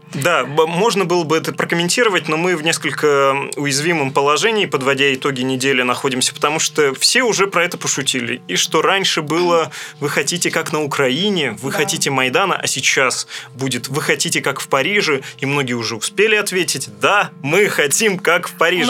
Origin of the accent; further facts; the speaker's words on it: Russia; moved away; в моем родном городе, это небольшой райцентр, расположенный на берегу великой русской реки Камы